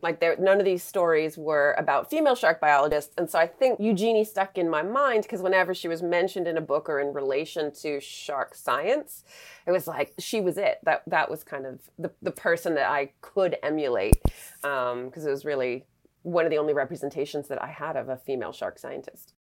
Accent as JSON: {"language": "English", "region": "Western Massachusetts", "country": "United States", "tie": "born or raised there", "said": "I grew up in Western Massachusetts, so we didn't live at the beach"}